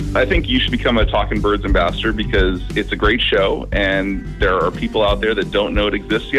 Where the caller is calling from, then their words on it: Sacramento, California, United States; I'm calling from Sacramento, California.